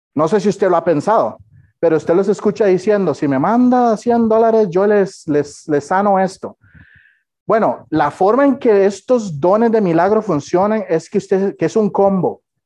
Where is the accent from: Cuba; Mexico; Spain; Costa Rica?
Costa Rica; yo soy tico